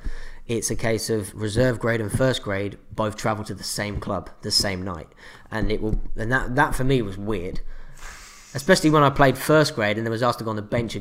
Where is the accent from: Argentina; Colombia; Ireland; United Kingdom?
United Kingdom; Northampton, East Midlands; moved away as an adult; now in Australia; I'm from Northampton in the UK.